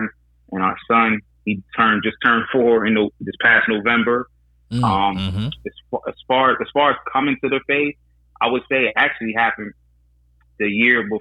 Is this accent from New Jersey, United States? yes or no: yes; Hackensack, New Jersey, United States; moved away as an adult; also born or lived in Teaneck, New Jersey / Baltimore, Maryland; I grew up in Hackensack, New Jersey